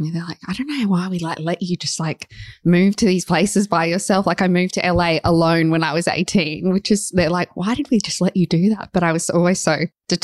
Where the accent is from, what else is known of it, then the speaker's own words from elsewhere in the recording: Gold Coast, Queensland, Australia; moved away as an adult; also born or lived in Los Angeles, United States / London, United Kingdom; now in Sydney, Australia; I grew up on the Gold Coast. I went to school there for 12 years and then I started university at Bond on the Gold Coast.